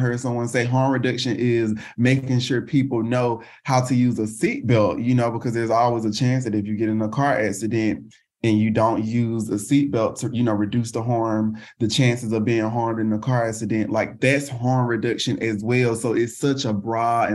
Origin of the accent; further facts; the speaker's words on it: the South, United States; now in Houston, United States; I'm based in Houston, Texas, and born and raised in the South